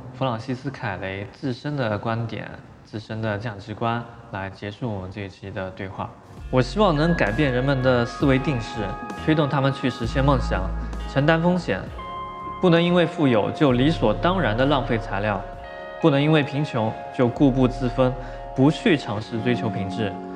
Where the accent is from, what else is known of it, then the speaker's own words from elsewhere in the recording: China; 其中也包括了我们中国人王树